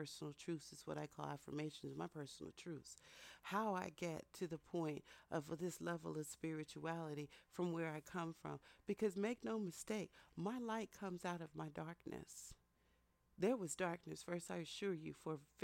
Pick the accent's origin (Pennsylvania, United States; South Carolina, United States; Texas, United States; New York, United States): Texas, United States; also born or lived in Philadelphia; that's how I grew up in Texas